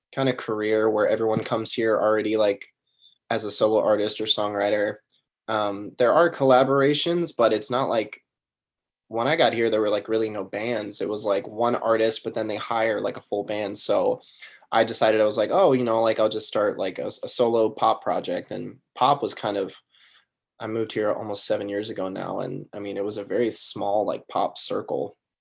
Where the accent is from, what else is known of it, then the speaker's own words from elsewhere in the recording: Sacramento, California, United States; I grew up in Sacramento, California